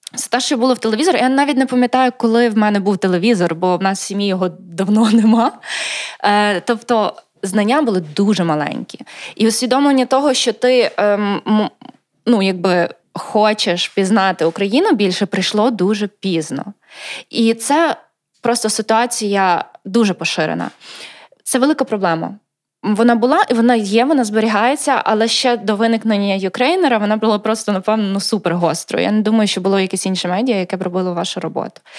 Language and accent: Ukrainian; Lviv, Lviv Oblast, Ukraine; Перший раз виїхала я з Львівської області, е, я народжена у Львові. Це було, мабуть, мені було років 10